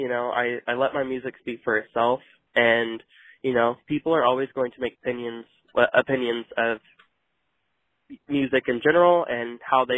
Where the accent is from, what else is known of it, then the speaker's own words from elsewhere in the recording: El Dorado, Kansas, United States; moved away as an adult; also born or lived in Wichita, Kansas; now in Bentonville, United States; I'm from El Dorado, Kansas, but was in those areas before I moved back to Bentonville